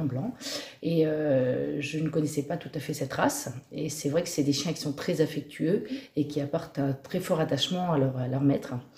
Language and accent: French; Auvers, Normandy, France; je vis euh, ici depuis euh, toute petite. Je suis native quasiment de cette commune